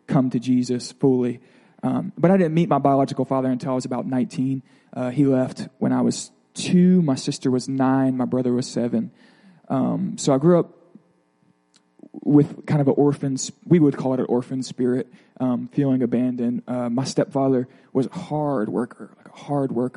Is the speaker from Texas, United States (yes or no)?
no; Pensacola, Florida, United States; I grew up in Pensacola, Florida, in a Methodist home